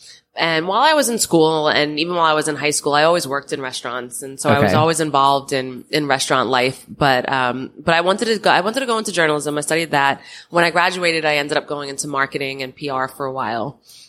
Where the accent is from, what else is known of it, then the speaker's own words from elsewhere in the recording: Long Island, New York, United States; I was born on Long Island.